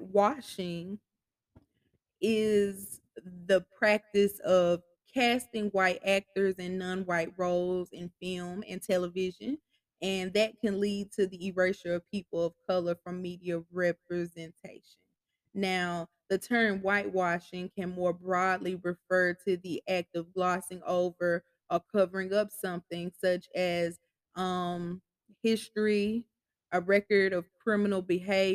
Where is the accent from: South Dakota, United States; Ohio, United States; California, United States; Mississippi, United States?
Mississippi, United States; Starkville; in Starville, in my hometown